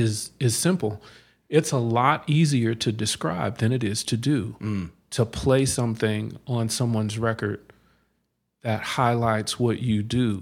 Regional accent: Denver, Colorado, United States; also born or lived in New Jersey; now in Arizona, United States; Well, I grew up in Denver.

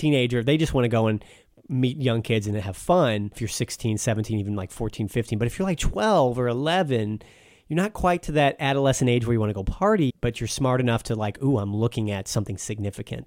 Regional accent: United States; I'm an American guy. I grew up here on the imperial system

